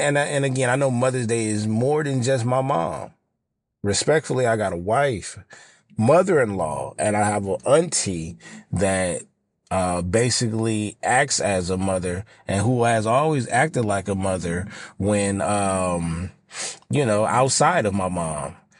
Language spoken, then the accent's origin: English; Los Angeles, California, United States; I'm from South L